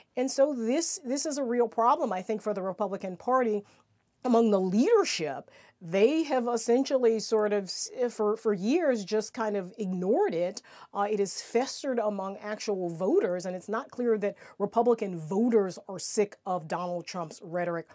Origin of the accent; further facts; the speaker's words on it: South Carolina, United States; South Carolina, my home state